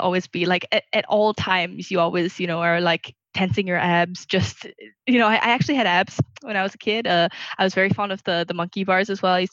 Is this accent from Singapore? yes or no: yes; Singapore; moved away as an adult; also born or lived in Burma / Ireland; I actually spent my first 2 years in Burma. But outside of coming to college in first year, I basically spent the rest of my time here in Singapore. I grew up here and spent most of my life here.